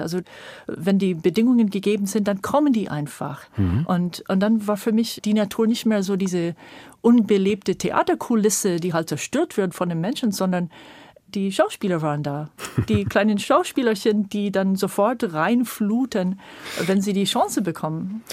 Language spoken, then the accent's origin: German; California, United States; German is a second language; moved away as an adult; now in Brandenburg, Germany; Also, ich bin in Kalifornien geboren und habe sehr früh diese Mammutbäume in Kalifornien und so als kleines Kind schon erlebt